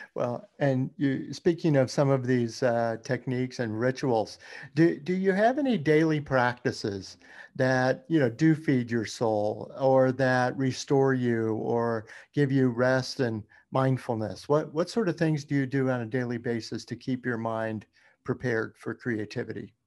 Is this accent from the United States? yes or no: yes; Louisiana, United States; moved away; also born or lived in Baton Rouge; that is my home state, Louisiana